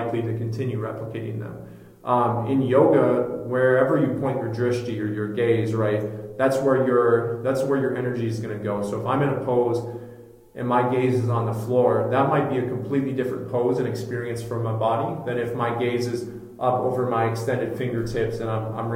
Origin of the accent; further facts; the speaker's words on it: Minneapolis, Minnesota, United States; my community, my hometown of Minneapolis